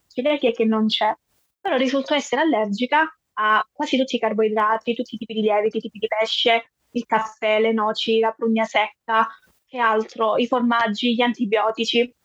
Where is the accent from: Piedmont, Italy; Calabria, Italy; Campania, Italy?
Calabria, Italy; sono della Calabria